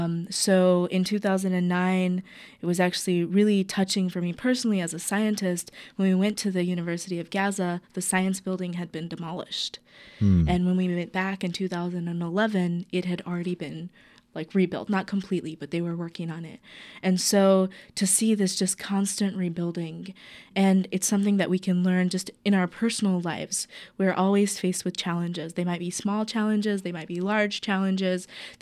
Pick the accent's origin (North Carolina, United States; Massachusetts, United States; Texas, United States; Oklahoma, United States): North Carolina, United States; born there; now in Portland, United States; And so I was born in the South in North Carolina and then moved out to Portland about 16, 17 years ago.